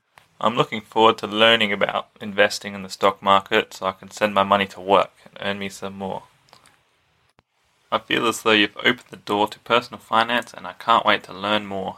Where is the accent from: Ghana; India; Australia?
Australia; I am from Australia. I am 22 years old.